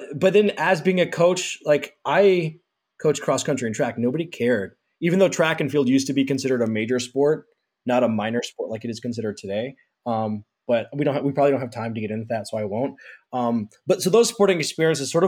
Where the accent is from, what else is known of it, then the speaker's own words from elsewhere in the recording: Kansas City, United States; also born or lived in Purdue (Indiana); I'm from Kansas City